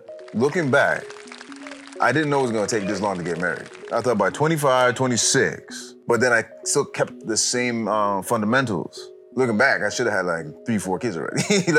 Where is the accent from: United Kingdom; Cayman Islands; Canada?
Canada; I'm Canadian, so we're not as uptight as Jamaicans when it comes to that stuff.